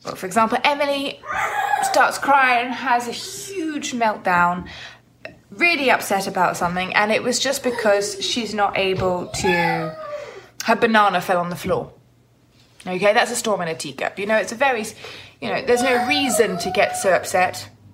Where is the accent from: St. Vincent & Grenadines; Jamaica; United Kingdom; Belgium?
United Kingdom; as British people